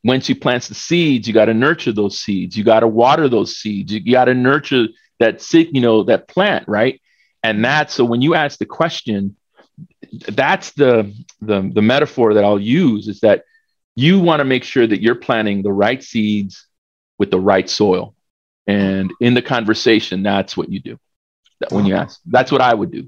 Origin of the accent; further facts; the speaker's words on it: El Salvador; I was born in El Salvador